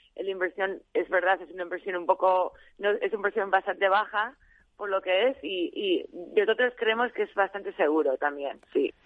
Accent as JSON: {"language": "Spanish", "region": "Arizona", "country": "United States", "also_born_or_lived": "León, Spain", "moved": "as an adult", "lives_now": "Madrid, Spain", "said": "soy de Arizona"}